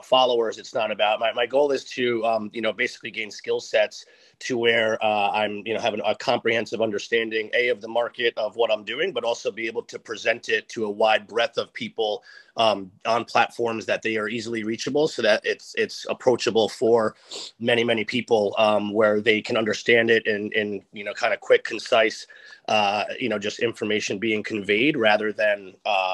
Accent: Westchester, New York, United States; also born or lived in East Village, New York City; now in New York City, United States; I'm from Westchester

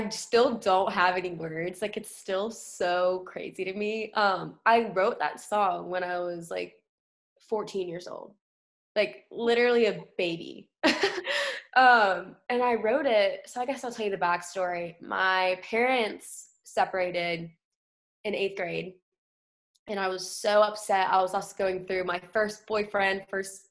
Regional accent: Wilmington, North Carolina, United States; I grew up in a small town, Wilmington, North Carolina.

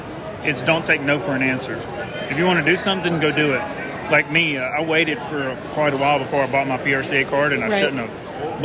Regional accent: Louisiana, United States; now in North Carolina, United States; Well, I grew up in Louisiana. I live in North Carolina. I am a North Carolinian. I have been there for 20 years with my wife and kids.

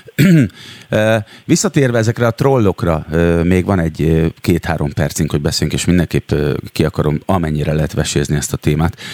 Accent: Szeged, Csongrád-Csanád, Hungary; én magam is szegedi vagyok, és gyerekkoromban egyébként nagyon sokat jártunk kirándulni az ásotthalmi erdőkbe

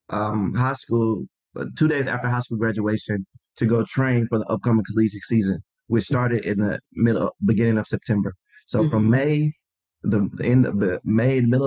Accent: Memphis, Tennessee, United States; Born and raised in Memphis, Tennessee.

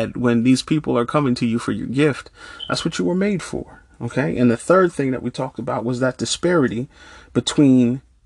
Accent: Norristown, Pennsylvania, United States; moved away as an adult; also born or lived in Pittsburgh, Pennsylvania; I moved from my hometown of Norristown to Pittsburgh, Pennsylvania

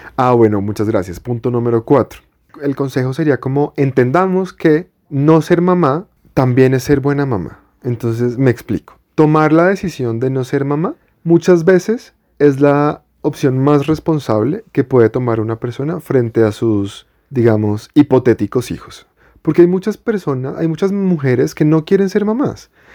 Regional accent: Bogotá, Colombia; Yo soy Rolo de toda la vida. O sea, de que nací aquí y me he criado en Bogotá toda la vida

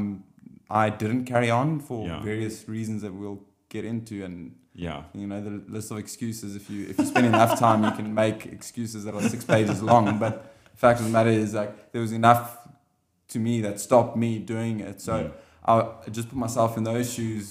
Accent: South Africa; being the South African

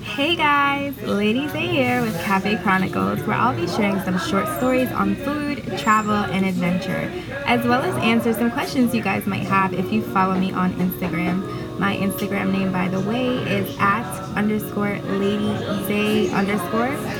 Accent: New York City, New York, United States; I grew up in Spanish Harlem

